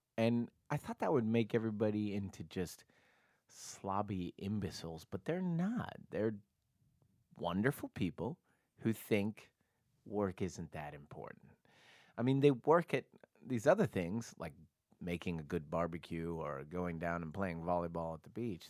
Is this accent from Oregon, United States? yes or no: yes; Portland, Oregon, United States; I grew up in Portland, Oregon